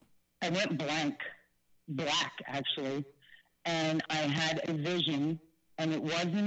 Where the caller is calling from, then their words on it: New York City, New York, United States; I'm calling from the Bronx.